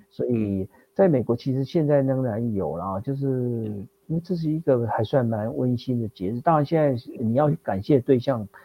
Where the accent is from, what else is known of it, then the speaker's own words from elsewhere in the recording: Taiwan; also born or lived in United States; 他知道我嗯。是台湾来的